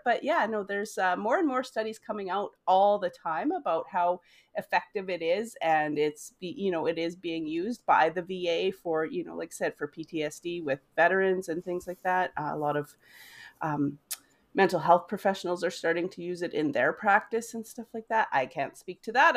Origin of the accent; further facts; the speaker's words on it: Weyburn, Saskatchewan, Canada; moved away as an adult; also born or lived in United States; I am from Weyburn, Saskatchewan. I have lived in five states in the U S, and, uh, we are now back in Weyburn, Saskatchewan.